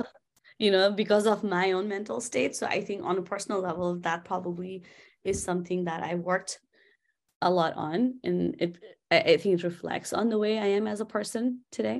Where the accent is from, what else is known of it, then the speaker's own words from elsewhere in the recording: Kathmandu, Bagmati, Nepal; moved away; I'm from Kathmandu. in a place called Quilagal